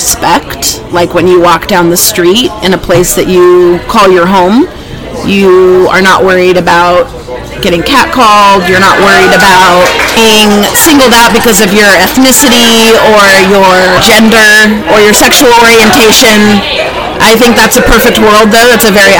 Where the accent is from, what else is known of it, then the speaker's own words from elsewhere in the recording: Salem, Oregon, United States; now in Springfield, United States; I was born in Salem, Oregon, and I've lived in Springfield, Oregon for the past 5 years